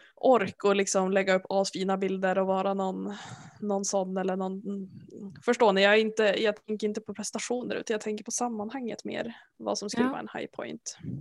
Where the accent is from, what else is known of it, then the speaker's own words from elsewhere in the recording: village near the Hemsön ferry, Västernorrland County, Sweden; moved away; utanför byn där jag kommer ifrån så finns det ju en färg, ett färjeläge. Och då kan man åka över till en ö som heter Hemsön